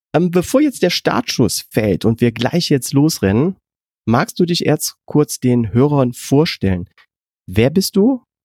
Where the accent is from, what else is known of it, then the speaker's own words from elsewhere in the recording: Germany; wir können ja als Deutsche